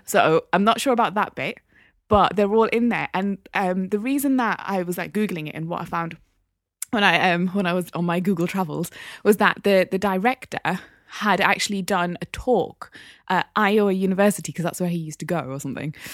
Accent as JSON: {"language": "English", "town": "Newcastle upon Tyne", "region": "North East England", "country": "United Kingdom", "said": "I'm from Biker"}